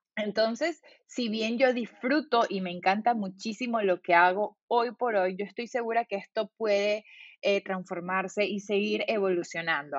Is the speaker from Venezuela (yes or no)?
yes; Valencia, Carabobo, Venezuela; moved away as an adult; also born or lived in California, United States; yo soy de Valencia